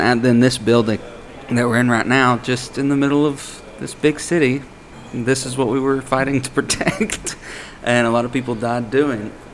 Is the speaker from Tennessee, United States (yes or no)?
yes; Morristown, Tennessee, United States; about 10 or 11 houses up on Morningside Drive, where I grew up at in Morristown